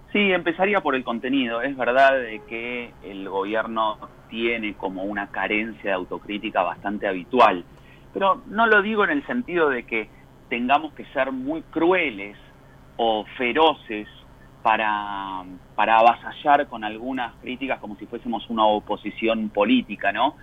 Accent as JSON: {"language": "Spanish", "country": "Argentina", "said": "como argentinos"}